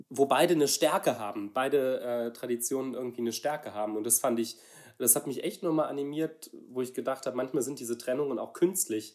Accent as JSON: {"language": "German", "region": "Saarland", "country": "Germany", "said": "ich komme aus einem, aus einem kleinen Dorf im Saarland"}